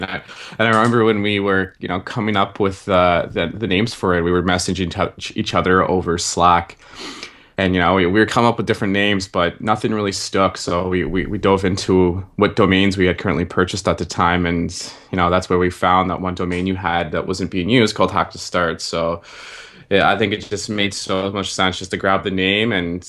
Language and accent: English; Ottawa, Ontario, Canada; So, so we're both from Ottawa, Ontario.